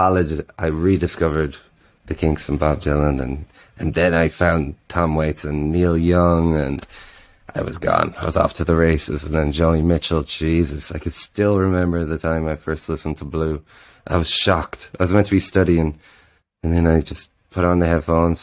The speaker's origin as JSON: {"language": "English", "town": "Drogheda", "region": "Leinster", "country": "Ireland", "tie": "born or raised there", "moved": "as an adult", "lives_now": "Berlin, Germany", "said": "my hometown is in Drogheda on the East Coast"}